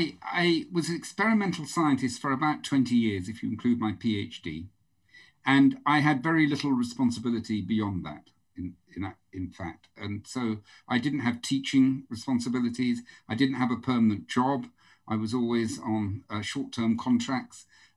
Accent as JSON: {"language": "English", "town": "Norwich", "region": "East of England", "country": "United Kingdom", "tie": "born there", "said": "But in the house I was born in Norwich was an 11-year-old girl who takes interest in babies."}